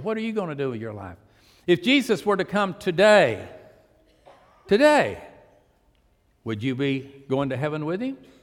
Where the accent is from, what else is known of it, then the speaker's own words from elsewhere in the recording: Pasadena, Texas, United States; I was raised on the port. I was raised in Pasadena.